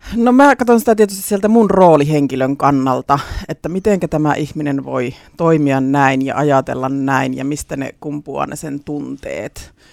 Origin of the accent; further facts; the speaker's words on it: Leppävesi, Central Finland, Finland; paluumuuttajana sitten tullut takaisin Leppävedelle